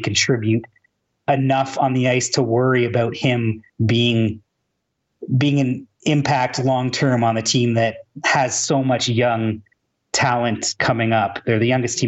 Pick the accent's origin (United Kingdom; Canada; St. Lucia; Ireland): Canada; Toronto, Ontario; I'm from Toronto